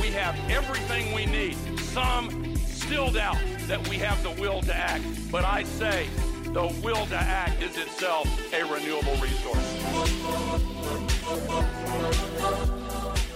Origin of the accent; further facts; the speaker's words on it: Newcastle, New South Wales, Australia; I grew up in Newcastle